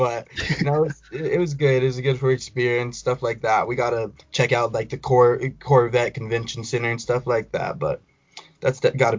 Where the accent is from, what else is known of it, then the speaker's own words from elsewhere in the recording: Colorado, United States; also born or lived in Houston, Texas; I was born in Texas, raised in Colorado. I go to Rocky Mountain High School, class of 2021.